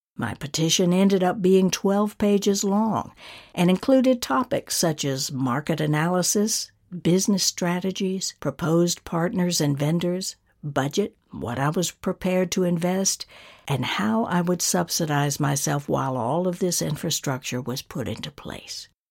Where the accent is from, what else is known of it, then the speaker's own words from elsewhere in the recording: North Georgia, United States; my hometown in North Georgia